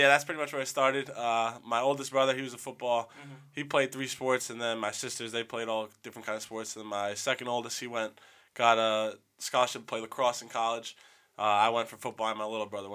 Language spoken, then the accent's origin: English; Long Island, New York, United States; I'm like, Long Island